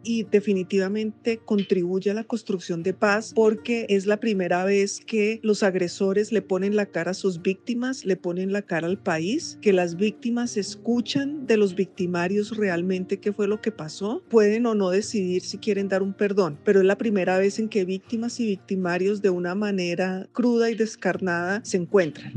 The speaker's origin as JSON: {"language": "Spanish", "country": "Colombia", "said": "como colombianos"}